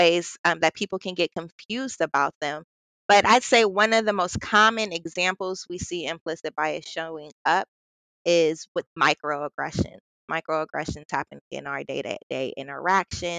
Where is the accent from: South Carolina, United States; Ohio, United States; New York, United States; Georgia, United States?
Ohio, United States; Columbus; I'm from Columbus, born and raised